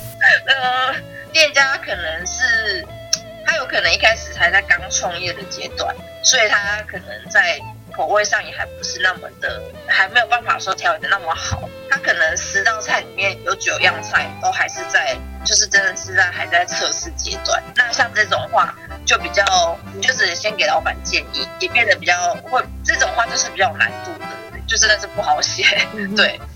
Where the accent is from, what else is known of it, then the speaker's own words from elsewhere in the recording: Taichung, Taiwan; moved away as an adult; also born or lived in Kaohsiung; 其实我，我不是高雄人，嗯哼。就是我一直从小到大都是在台中长大的